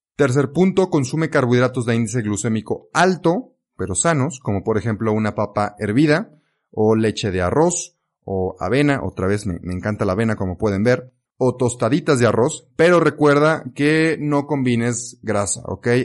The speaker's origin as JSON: {"language": "Spanish", "country": "Mexico", "tie": "born or raised there", "also_born_or_lived": "Belgium", "said": "aquí en México, en mi país natal"}